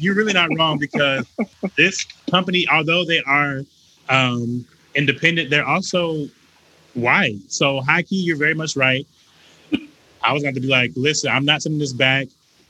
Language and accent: English; Wilmington, North Carolina, United States; moved away as an adult; now in Atlanta, United States; Not originally, no. I moved here in 2014 to go to Morehouse, but I'm originally from North Carolina.